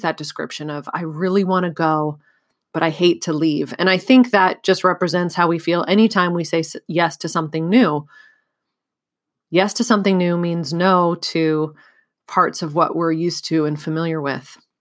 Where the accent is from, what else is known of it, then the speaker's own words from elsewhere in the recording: California, United States; moved away as an adult; also born or lived in Bulgaria; I moved from California, where I had grown up and gone to college, to Bulgaria